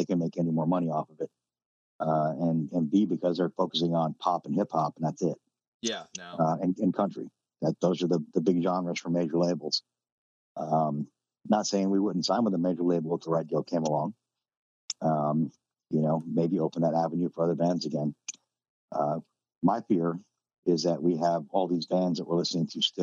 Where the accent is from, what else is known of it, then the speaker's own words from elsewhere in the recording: New Jersey, United States; now in North Carolina, United States; where I grew up in New Jersey.